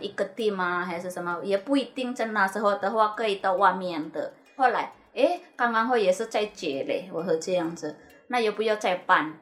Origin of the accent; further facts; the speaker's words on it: Indonesia; now in Taiwan; 我是印尼的